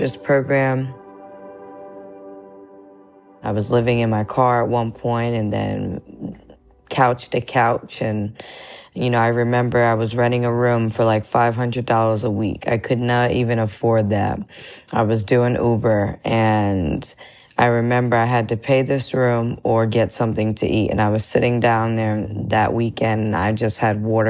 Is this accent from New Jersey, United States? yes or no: yes; Somerville, New Jersey, United States; now in Newark, United States; I'm in Newark, New Jersey. I'm originally from Somerville, New Jersey, which is about 30 minutes south